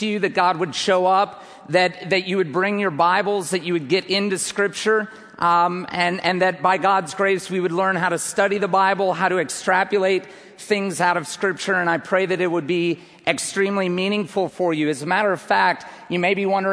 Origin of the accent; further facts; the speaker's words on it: United States; I hail from the United States of America.